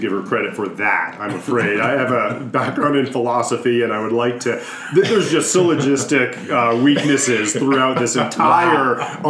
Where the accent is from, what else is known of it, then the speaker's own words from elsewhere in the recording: Northeast, United States; We are from the Northeast.